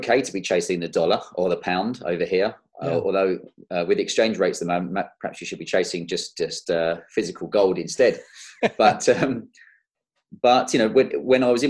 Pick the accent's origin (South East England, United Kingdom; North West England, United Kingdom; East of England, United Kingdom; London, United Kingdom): London, United Kingdom; moved away as an adult; also born or lived in Kent; now in Cotswolds, United Kingdom; I'm a London boy. I was born and bred in South London and down in Kent